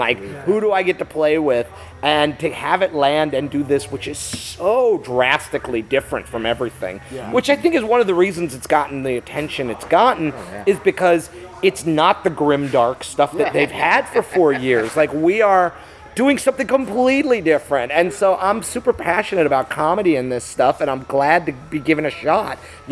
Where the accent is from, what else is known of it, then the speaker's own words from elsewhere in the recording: Chicago, Illinois, United States; my local comic shop growing up in Chicago that I went to religiously every week